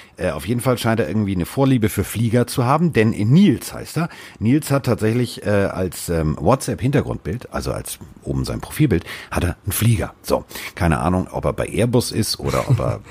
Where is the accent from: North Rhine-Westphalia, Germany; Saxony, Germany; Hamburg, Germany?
Hamburg, Germany; also born or lived in Sauerland; als Hamburger im Sauerland